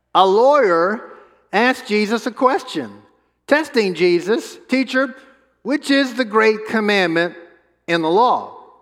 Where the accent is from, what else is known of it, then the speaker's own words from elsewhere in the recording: New Orleans, Louisiana, United States; we grew up in New Orleans together, and we were in middle school together